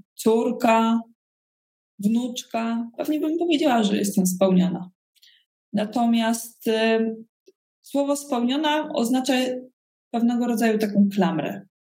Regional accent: Koszalin, West Pomeranian Voivodeship, Poland; also born or lived in Brussels; now in Warsaw, Poland; pochodzę z Koszalina

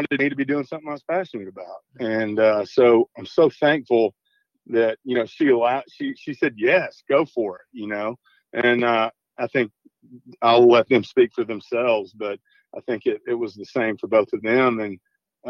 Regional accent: Southeast Arkansas, United States; we're from Southeast Arkansas

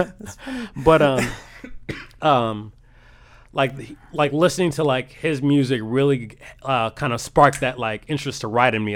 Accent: Rock Island, Illinois, United States; moved away as an adult; now in Des Moines, United States; I'm from the Quad Cities. Yeah, I grew up in uh, Rock Island, uh, Illinois

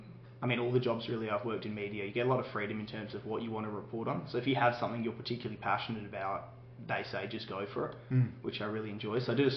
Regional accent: Adelaide, South Australia, Australia; moved away as an adult; also born or lived in Mount Gambier; now in Mildura, Australia; I'm from Adelaide originally. Born and bred there? Born and bred, yeah. So I was in Adelaide for most of my life.

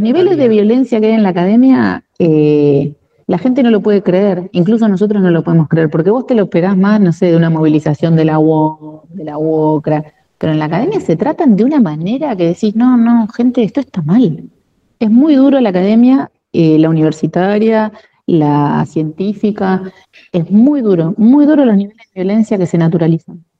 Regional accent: La Plata, Buenos Aires Province, Argentina; Yo nací en Capital Federal, soy porteña de nacimiento, en el barrio de Once. Mi mamá vivió un tiempo allá y nací allá y a los tres meses más o menos nos vinimos para La Plata

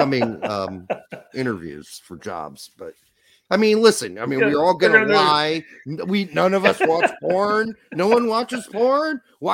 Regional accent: Midwest, United States; accent: Midwestern; also born or lived in New York

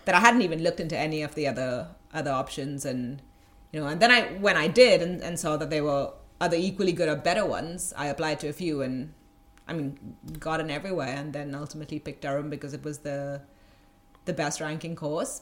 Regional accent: Goa, India; moved away as an adult; also born or lived in Mumbai, India; I grew up in a in a kind of one of the smallest uh, states in India

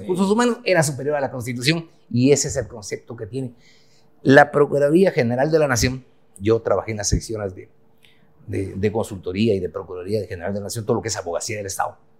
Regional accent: Huehuetenango, Guatemala; moved away as an adult; now in Guatemala City, Guatemala; yo nací en Huehue, en Huehuetenango. Me vine a estudiar Derecho aquí a la ciudad de Guatemala en la década de los 80.

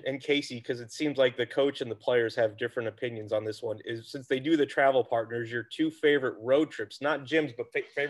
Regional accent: United States; I'm from the Quad Cities as well

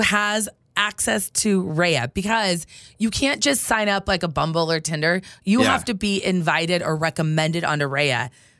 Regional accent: Idaho, United States; I mean, I'm from Idaho.

